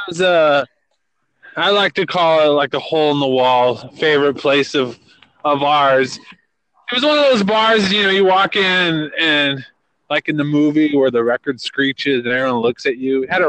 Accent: West Texas, United States; now in San Marcos, United States; my hometown.

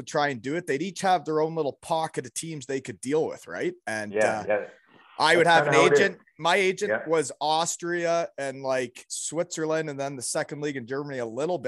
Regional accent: Georgetown, Ontario, Canada; I was born in Georgetown 4 years later

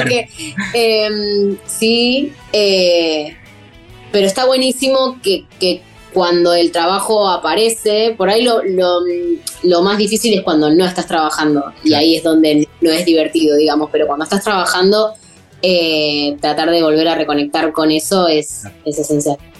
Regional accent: Avellaneda, Buenos Aires Province, Argentina; yo soy de Avellaneda y empecé a venir a Capital a estudiar

